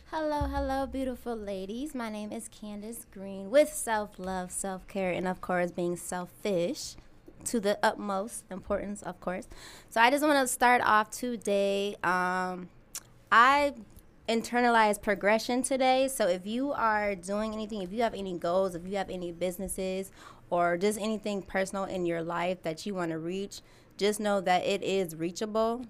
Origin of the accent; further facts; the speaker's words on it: Pasadena, California, United States; moved away; also born or lived in Michigan; I was actually born and raised in Pasadena, California.